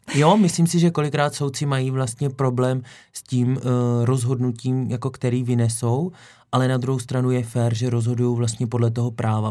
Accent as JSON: {"language": "Czech", "town": "Šumperk", "region": "Olomouc Region", "country": "Czechia", "tie": "born or raised there", "moved": "yes", "said": "z mého rodného kraje, okresní soud Šumperku"}